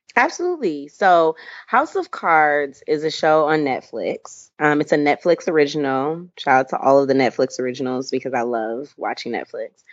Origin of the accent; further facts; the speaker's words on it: Michigan, United States; I am from Michigan. Um, I was raised by two awesome, loving parents